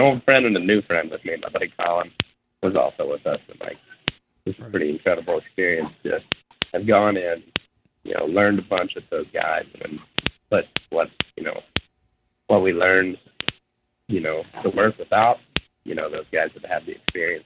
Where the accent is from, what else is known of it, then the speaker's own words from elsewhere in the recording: Ohio, United States; my whole life, growing up in Ohio